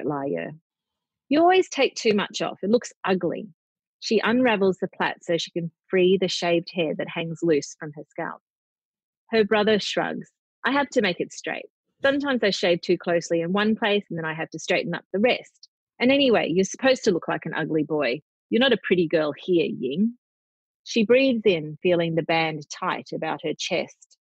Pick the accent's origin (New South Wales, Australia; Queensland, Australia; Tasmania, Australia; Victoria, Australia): Queensland, Australia; Brisbane; also born or lived in Cairns; being a Queenslander, being from Brisbane, but I've also lived in Cairns